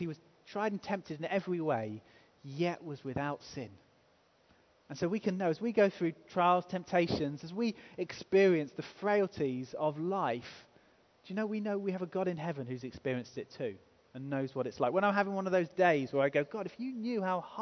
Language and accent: English; England, United Kingdom; we're English